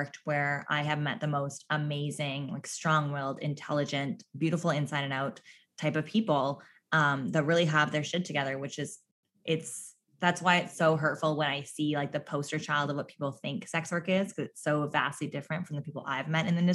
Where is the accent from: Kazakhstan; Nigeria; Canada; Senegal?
Canada; Newfoundland and Labrador; accent: Newfie; There's my newfie accent really coming